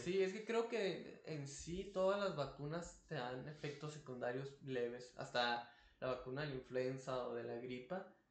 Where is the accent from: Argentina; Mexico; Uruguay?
Mexico; Tijuana, Baja California; somos de Tijuana